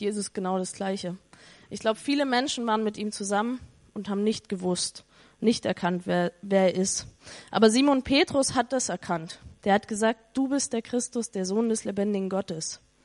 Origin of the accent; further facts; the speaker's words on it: East Germany, Germany; ich komme aus Ostdeutschland ehemals, also nee, Ostdeutschland ist immer noch Ostdeutschland, aber aus der ehemaligen DDR